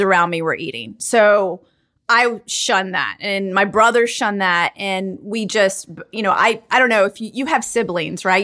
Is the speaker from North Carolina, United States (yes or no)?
yes; Charlotte, North Carolina, United States; I was, like, one of the only Indian families, like, growing up in Charlotte, North Carolina on my block in my school